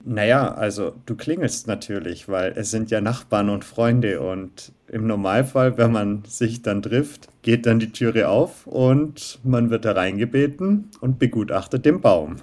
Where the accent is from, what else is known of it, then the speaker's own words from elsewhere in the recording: Southern Germany, Germany; Wir bzw. ich komme aus Süddeutschland